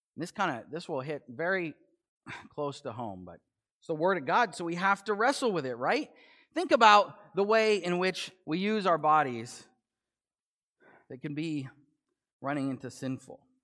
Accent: United States; I am an American

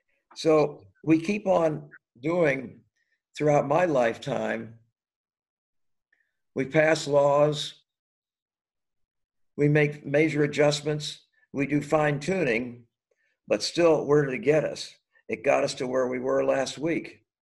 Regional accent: the North, United States; moved away as an adult; now in Dallas, United States; I grew up in the middle of, and very aware of, de facto segregation in the North where I grew up

